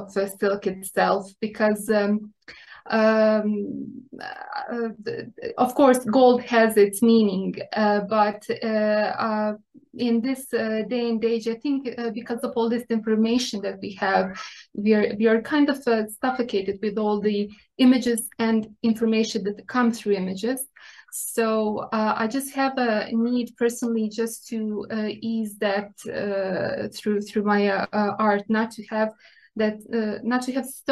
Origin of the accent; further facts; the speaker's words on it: Republika Srpska, Bosnia & Herzegovina; now in Serbia; I was born and raised in Bosnia and Herzegovina.